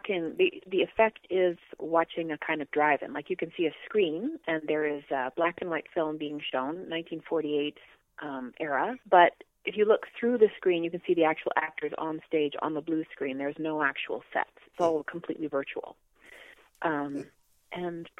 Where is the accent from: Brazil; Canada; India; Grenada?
Canada; I'm from Canada